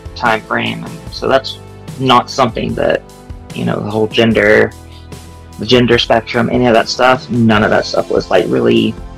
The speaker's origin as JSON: {"language": "English", "region": "Louisiana", "country": "United States", "moved": "yes", "lives_now": "Florida, United States", "said": "I'm from Louisiana"}